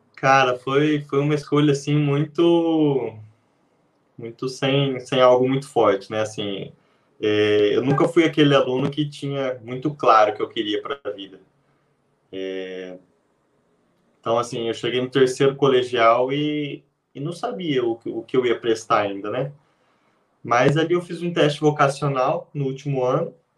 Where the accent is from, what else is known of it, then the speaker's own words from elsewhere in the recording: interior of São Paulo, Brazil; moved away as an adult; now in Londrina, Brazil; eu sou do interior de São Paulo